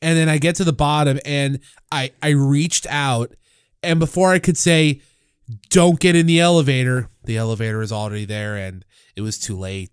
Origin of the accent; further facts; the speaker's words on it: St. Louis, Missouri, United States; I grew up with them in St. Louis